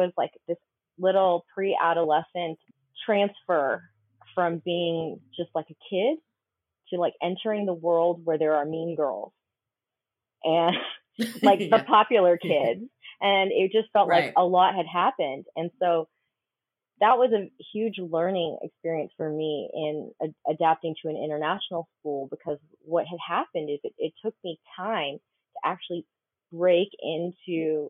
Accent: Austin, Texas, United States; also born or lived in Colorado; did go to Texas right before I started high school. And so I have the privilege of Austin, Texas being my hometown now because of that.

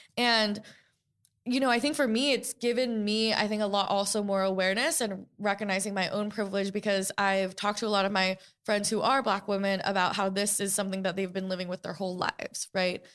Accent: New York City, New York, United States; I grew up in New York City post nine eleven, a few blocks from the World Trade Center

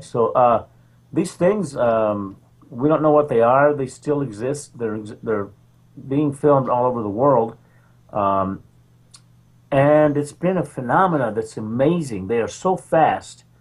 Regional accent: Roswell, New Mexico, United States; now in Mission Hills, United States; I was uh, raised in Roswell, New Mexico. I'm from Roswell, the epicenter of UFOs.

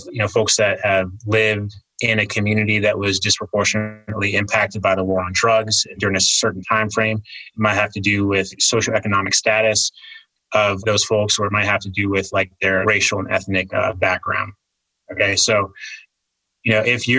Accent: Virginia, United States; moved away; my home state of Virginia

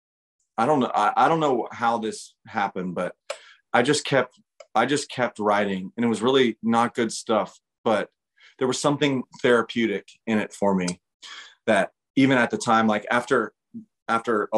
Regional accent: Midwest, United States; now in Nashville, United States; Growing up in the Midwest

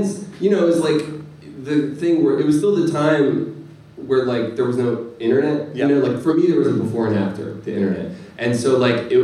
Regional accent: Ardmore, Pennsylvania, United States; I grew up in Ardmore

